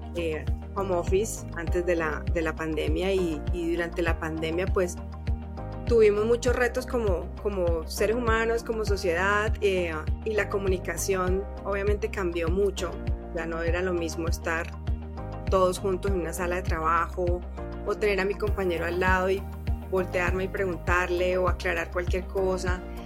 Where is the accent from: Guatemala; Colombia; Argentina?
Colombia; moved away as an adult; now in Mexico City, Mexico; soy colombiana de nacimiento y mexicana de corazón. Llevo 14 años en, en México.